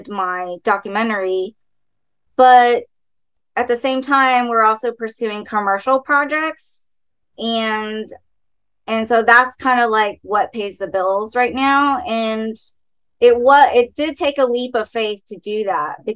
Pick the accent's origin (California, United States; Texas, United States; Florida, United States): Texas, United States; Dallas; now in Los Angeles, United States; Dallas, my hometown